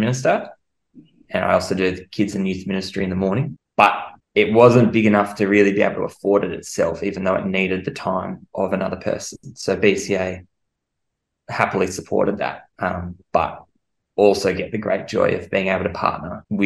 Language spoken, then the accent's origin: English; Jervis Bay, Jervis Bay Territory, Australia; moved away as an adult; also born or lived in Sydney; now in Darwin, Australia; I grew up in Jervis Bay, which is a great place to grow up. Grew up on the beach.